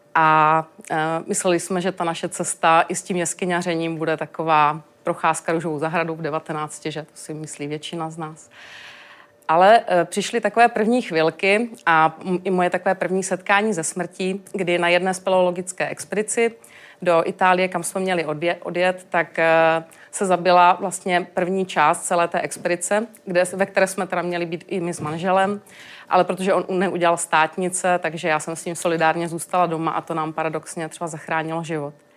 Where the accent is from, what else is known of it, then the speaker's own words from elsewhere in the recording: Moravian Karst, South Moravian Region, Czechia; já jsem z Moravského krasu